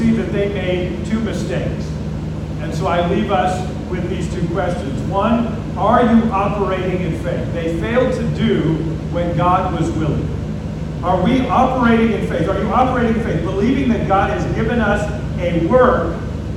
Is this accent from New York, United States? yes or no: no; Grand Forks, North Dakota, United States; moved away as an adult; now in South Africa; I was born in Grand Forks, North Dakota. I lived there for about 18 years between high school and when I went back to South Africa.